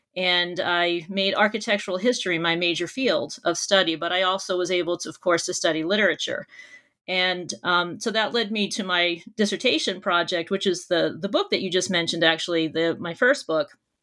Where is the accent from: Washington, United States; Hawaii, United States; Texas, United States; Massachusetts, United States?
Massachusetts, United States; Boston; I grew up near Boston, Massachusetts, and I did all of my schooling there as well.